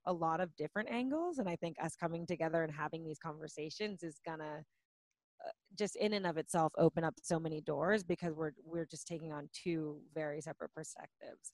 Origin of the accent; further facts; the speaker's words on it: Orange County, California, United States; I was born and raised in Orange County